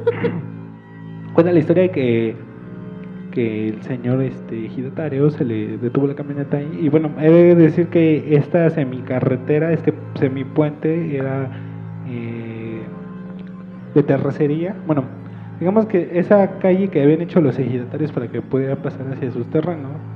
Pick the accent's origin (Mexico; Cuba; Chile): Mexico; Mexico City; born or raised there